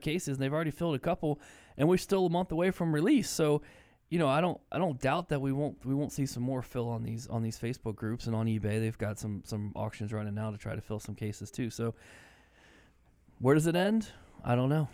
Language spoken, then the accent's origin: English; Maryland, United States; moved away; I grew up in Maryland, and we lived, you know, twenty, twenty-five minutes from the White House.